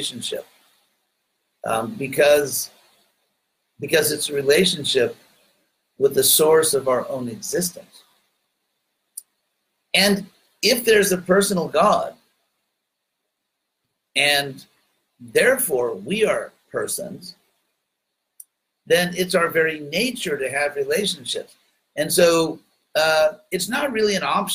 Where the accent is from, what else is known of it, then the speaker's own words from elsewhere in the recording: United States; accent: American; a very heavy American accent. But since I'm an American